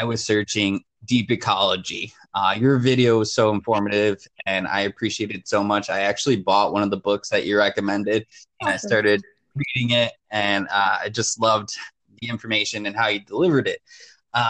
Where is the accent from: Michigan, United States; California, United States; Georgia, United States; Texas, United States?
Michigan, United States; Detroit; I grew up in Southwest Detroit, very urban area.